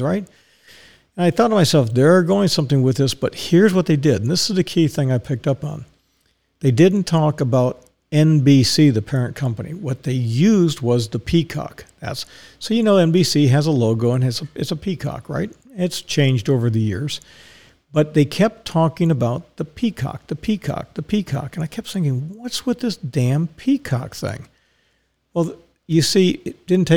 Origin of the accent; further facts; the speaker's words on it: Dallas, Texas, United States; I was born in Dallas